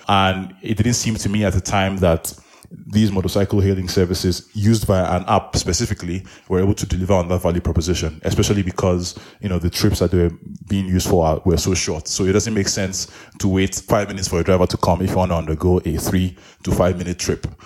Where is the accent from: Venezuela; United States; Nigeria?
Nigeria; now in Nairobi, Kenya; I am Nigerian, I live in Nairobi